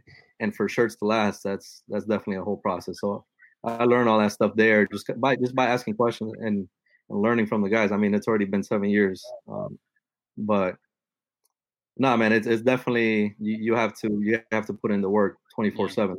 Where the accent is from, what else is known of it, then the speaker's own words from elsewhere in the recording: Miami, Florida, United States; also born or lived in Nicaragua; I was born in Nicaragua, but I grew up here. And I grew up in a building of six apartments. There's one building, Little Havana.